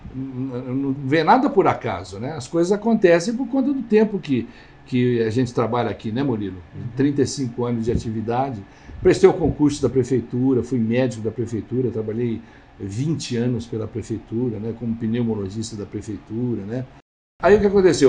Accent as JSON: {"language": "Portuguese", "town": "São Simão", "region": "São Paulo", "country": "Brazil", "tie": "born or raised there", "moved": "as an adult", "said": "na minha cidade pequena, lá em São Simão."}